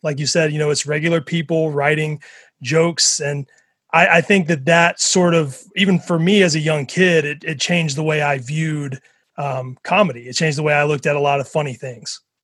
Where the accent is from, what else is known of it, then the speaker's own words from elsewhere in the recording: Mississippi, United States; I grew up in Mississippi